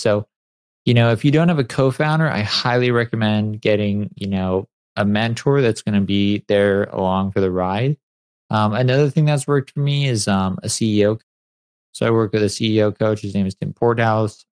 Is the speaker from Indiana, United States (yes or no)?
no; San Clemente, California, United States; I grew up in San Clemente, and it's a beach town